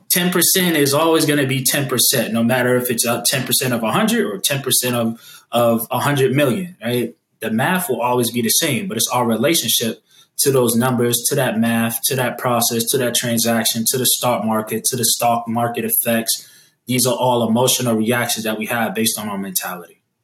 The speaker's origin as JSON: {"language": "English", "town": "Boston", "region": "Massachusetts", "country": "United States", "tie": "born or raised there", "moved": "yes", "lives_now": "Atlanta, United States", "said": "my hometown of Boston"}